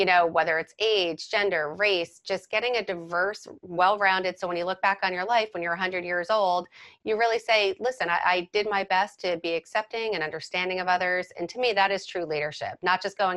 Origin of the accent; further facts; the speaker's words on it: Fords, New Jersey, United States; I know Edison because I grew up in Ford's